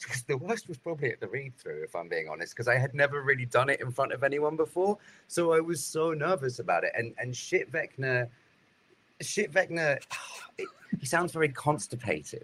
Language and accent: English; United Kingdom; now in United States; Being British